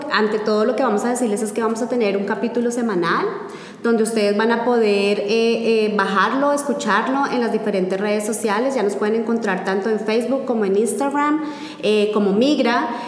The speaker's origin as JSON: {"language": "Spanish", "region": "Bogotá", "country": "Colombia", "said": "puntualmente lo hablo en Colombia, en Bogotá, de donde yo soy, posiblemente no los teníamos."}